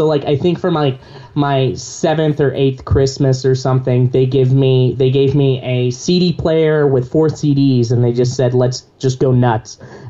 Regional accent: Visalia, California, United States; I grew up in Visalia.

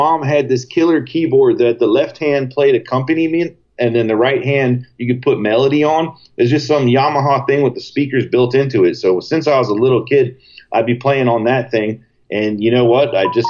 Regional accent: New York City, New York, United States; moved away as an adult; also born or lived in Washington, D.C.; I'm from Brooklyn originally, and I had moved down to Washington, D.C. to go to University of Maryland for a few years

